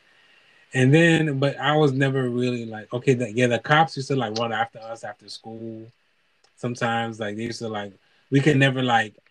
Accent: New York City, New York, United States; moved away; also born or lived in Massachusetts / Haiti; growing up in New York and Brooklyn

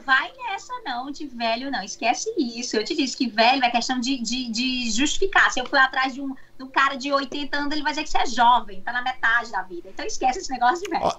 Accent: Fortaleza, Ceará, Brazil; moved away as an adult; now in United States; sou de Fortaleza. Quando eu saí de Fortaleza para cá, eu já atendia em Fortaleza

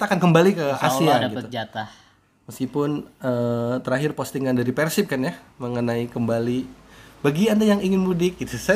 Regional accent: Jakarta, Indonesia; Saya kan asli Jakarta ya.

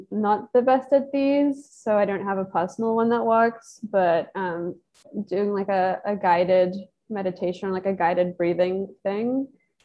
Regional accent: England, United Kingdom; moved away as an adult; now in United States; I'm from England and I moved here as a student and I'm still here.

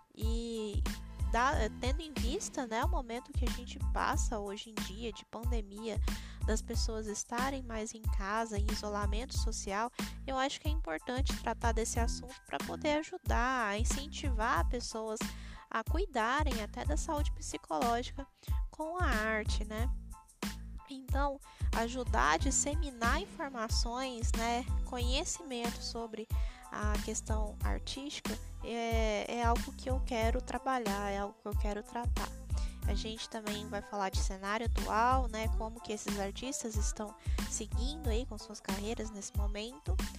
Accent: Itumbiara, Goiás, Brazil; now in Paranavaí, Brazil; Eu moro na cidade de Paranavaí, no estado do Paraná, mas sou goiana de Tumbiara, Goiás

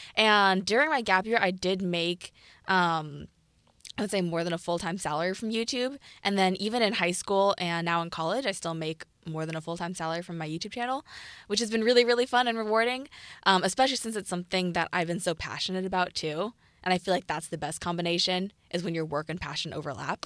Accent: Piedmont, California, United States; I'm from Piedmont, California, which is right by Oakland

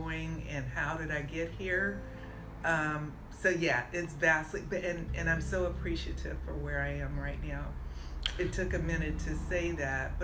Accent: San Francisco, California, United States; I was born and raised in San Francisco

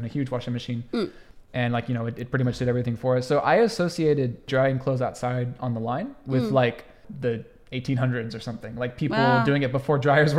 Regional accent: United States; So when I was growing up in the United States, I never saw anybody do this.

